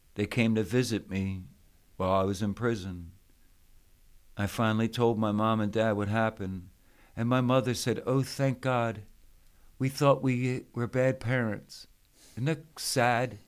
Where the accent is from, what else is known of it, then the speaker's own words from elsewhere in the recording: Philadelphia, Pennsylvania, United States; I grew up in Philadelphia, Pennsylvania